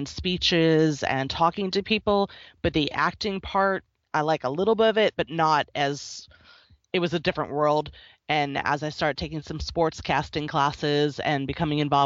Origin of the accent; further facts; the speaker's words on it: Philadelphia, Pennsylvania, United States; moved away; also born or lived in Northeast United States / Tennessee; I grew up in the Philadelphia area and then lived mostly in the Northeast